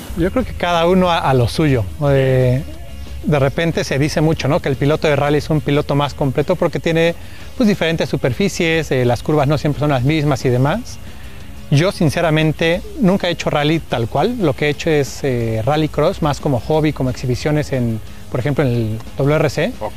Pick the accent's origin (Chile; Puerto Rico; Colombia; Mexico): Mexico; yo soy el representante de México